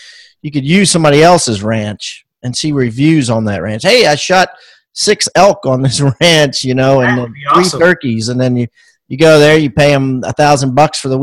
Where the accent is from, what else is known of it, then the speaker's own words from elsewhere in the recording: Maryland, United States; I'm from Maryland